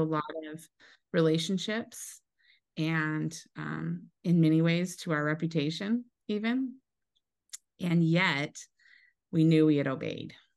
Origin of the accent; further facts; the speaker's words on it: Eastern Washington, United States; I grew up in Eastern Washington